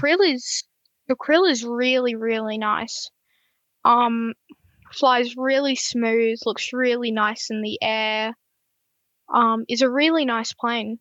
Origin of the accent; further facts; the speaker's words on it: Gold Coast, Queensland, Australia; I'm from the Gold Coast, Queensland, as some people might know.